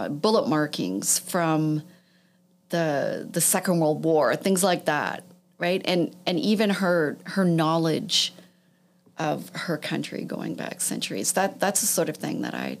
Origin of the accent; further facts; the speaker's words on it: Toronto, Ontario, Canada; I grew up in Toronto. I grew up in the West End of Toronto